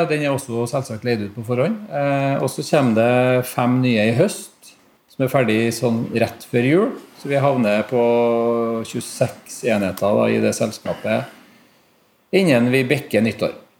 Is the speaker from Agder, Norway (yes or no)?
no; Trondheim, Trøndelag, Norway; Jeg har bodd i Trondheim egentlig hele livet